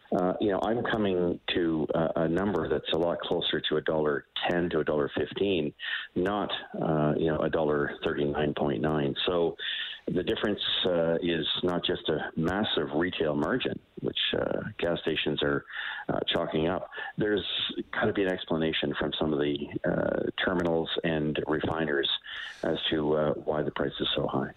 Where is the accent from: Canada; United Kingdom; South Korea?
Canada; Eastern Canada; I'm from Eastern Canada